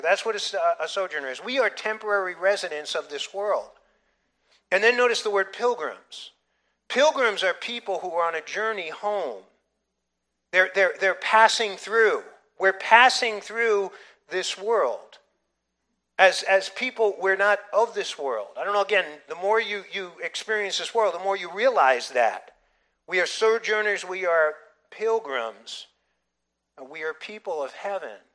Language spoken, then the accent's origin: English; United States; identifying my patriotism as an American